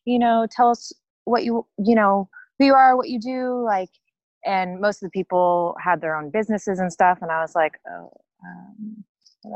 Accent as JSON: {"language": "English", "area": "the Bay Area", "region": "California", "country": "United States", "moved": "yes", "lives_now": "San Diego, United States", "said": "I'm not from San Diego, I am from the Bay Area. But I have lived here for, gosh, I think over a decade now"}